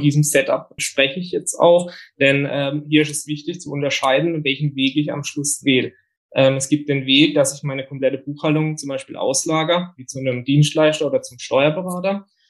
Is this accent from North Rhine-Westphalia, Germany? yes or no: no; Bietigheim, Baden-Württemberg, Germany; komme aus dem Biedigheim nahe Karlsruhe und bin 30 Jahre alt